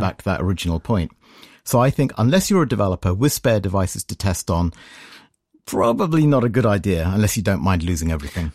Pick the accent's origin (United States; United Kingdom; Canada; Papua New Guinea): United Kingdom; I'm from Britain